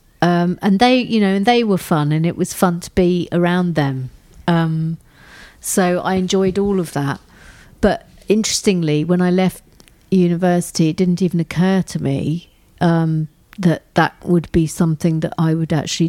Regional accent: England, United Kingdom; We're English

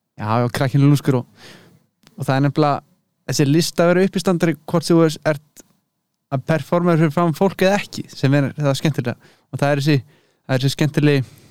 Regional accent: Hvanneyri, Western Region, Iceland; moved away as an adult; also born or lived in Berlin, Germany; now in Leipzig, Germany; ég er uppalinn á Kvanneri í borgarverði

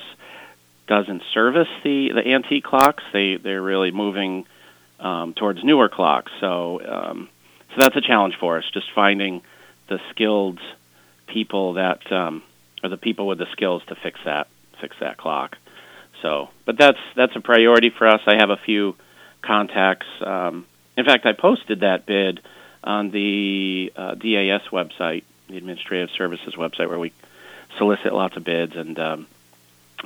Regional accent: Hebron, Connecticut, United States; moved away as an adult; also born or lived in Boston / New Zealand / Hartford; I grew up in Hebron.

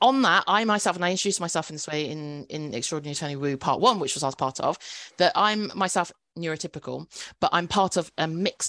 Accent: United Kingdom; I'm a British-born Chinese

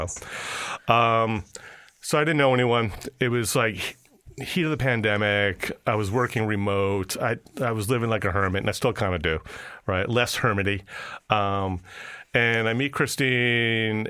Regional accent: New York, United States; moved away as an adult; I'm a New Yorker

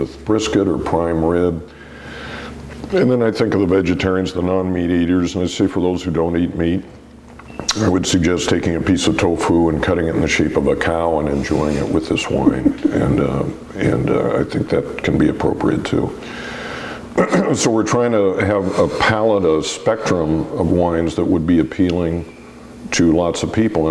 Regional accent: Oregon, United States; I am an Oregon native

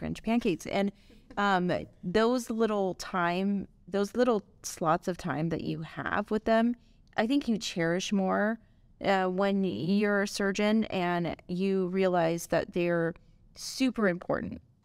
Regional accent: Los Angeles, California, United States; also born or lived in Chicago; I was born and raised in Southern California. I'm from L A originally

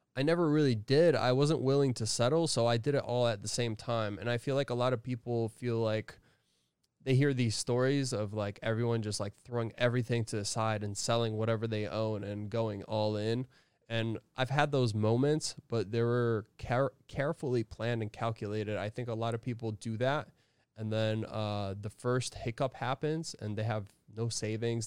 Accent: Connecticut, United States; I'm from Connecticut, you know? I'm from up north in New England.

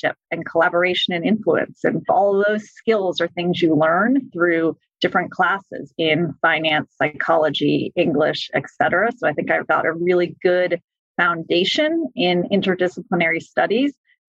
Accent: Massachusetts, United States; I am originally from Massachusetts. I actually went to an all-girls Catholic high school

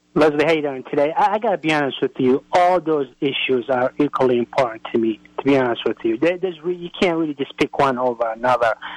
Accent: Somalia; now in Manassas, United States; I'm a originally from Somalia, and I worked in the military as a translator

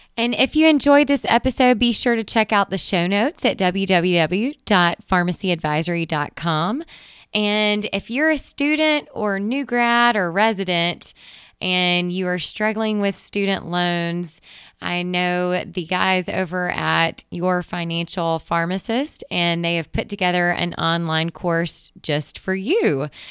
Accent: Mississippi, United States; my hometown in Mississippi

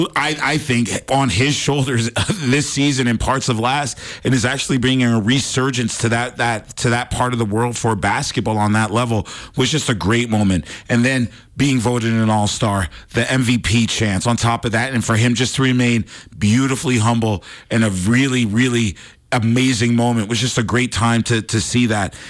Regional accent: East Coast, United States; now in Montana, United States; I'm from the East Coast

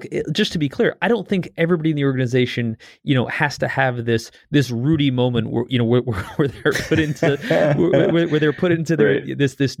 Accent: Northeast, United States; You know, I grew up in the Northeast playing hockey

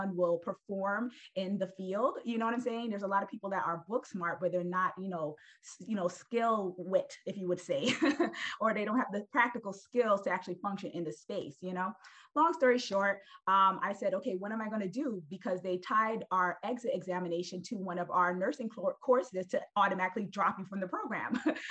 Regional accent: New York City, New York, United States; I'm originally from Brooklyn. I'm from Brooklyn, New York.

